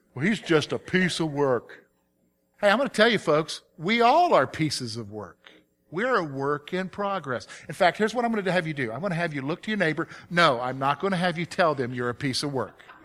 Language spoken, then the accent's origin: English; the South, United States; now in Pennsylvania, United States; I'm from the South. I grew up in the South